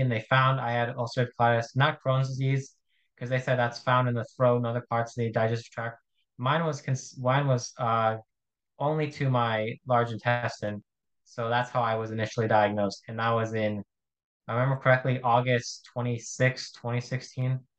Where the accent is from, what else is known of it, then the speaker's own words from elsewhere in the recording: Arizona, United States; I'm from Arizona in the United States